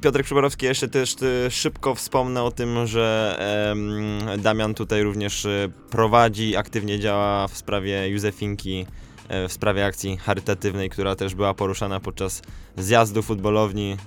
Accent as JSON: {"language": "Polish", "town": "Poznań", "region": "Greater Poland", "country": "Poland", "said": "u nas w Poznaniu"}